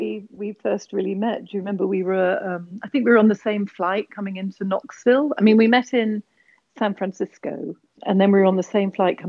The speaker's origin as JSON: {"language": "English", "region": "England", "country": "United Kingdom", "also_born_or_lived": "Borneo", "said": "obviously. I'm originally from England, but I grew up in the Far East in Borneo."}